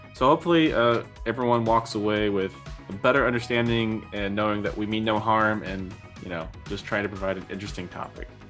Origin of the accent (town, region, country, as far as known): United States; now in Germany